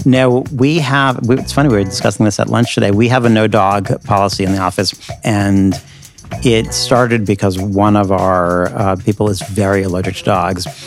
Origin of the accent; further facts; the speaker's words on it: United States; now in New York City, United States; as an American in New York City